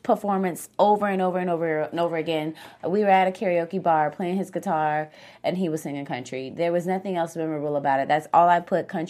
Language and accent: English; the South, United States; Being a Southern person on the panel.